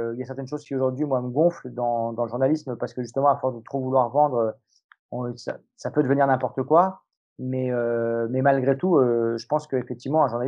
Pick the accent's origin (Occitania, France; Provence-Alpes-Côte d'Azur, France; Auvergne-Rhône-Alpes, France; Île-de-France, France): Auvergne-Rhône-Alpes, France; Lyon; Moi, je suis lyonnais.